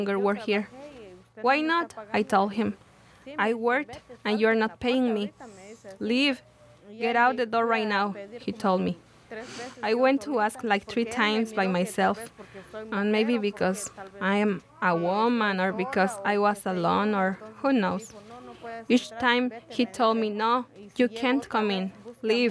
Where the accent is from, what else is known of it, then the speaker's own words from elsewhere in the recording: Guatemala; moved away as an adult; now in United States; I'm from Guatemala